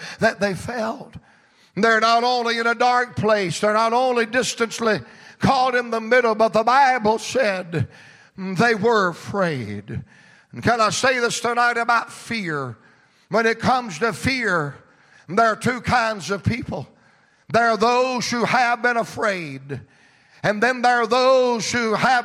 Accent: Georgia, United States; I'm from Georgia, same place he's from

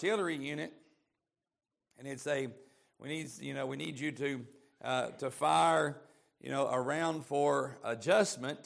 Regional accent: East Tennessee, United States; I'm from East Tennessee

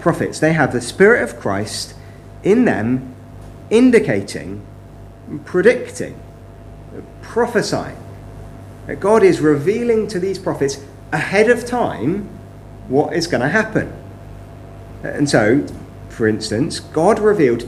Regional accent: West Country, South West England, United Kingdom; Growing up, I was brought up in the West Country.

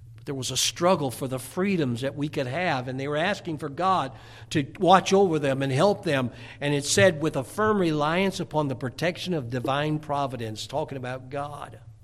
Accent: United States; as an American

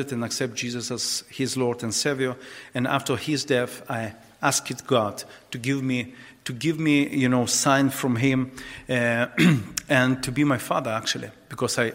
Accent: Dnipro, Dnipropetrovsk Oblast, Ukraine; English is a second language; I actually was born in Ukraine, in the eastern part of Ukraine, in the city Dnipropetrovsk

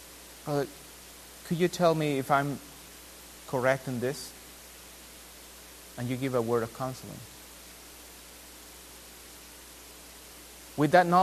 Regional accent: Peru; now in United States; I'm from Peru

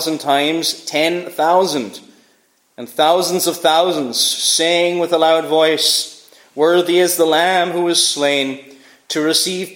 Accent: Cork, Munster, Ireland; I was born in Cork

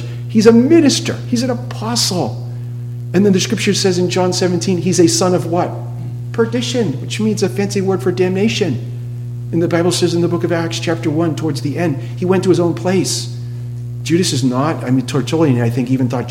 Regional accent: New England, Massachusetts, United States; I come from New England, Massachusetts.

